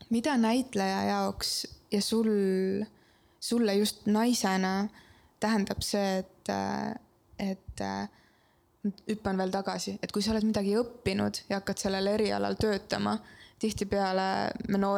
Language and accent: Estonian; Kunda, Lääne-Viru County, Estonia; mina olen garaažide vahelt Kundast.